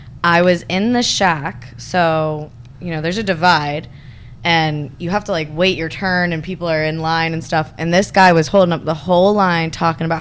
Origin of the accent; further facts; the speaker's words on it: St. Augustine, Florida, United States; I'm from St. Augustine